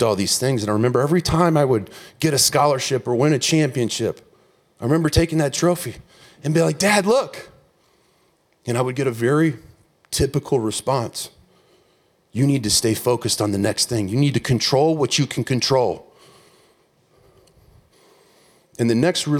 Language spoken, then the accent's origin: English; 47 miles from Indianapolis, United States; 47 miles from my hometown